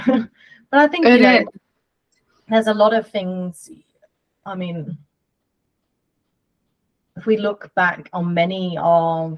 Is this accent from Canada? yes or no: no; United Kingdom; I'm British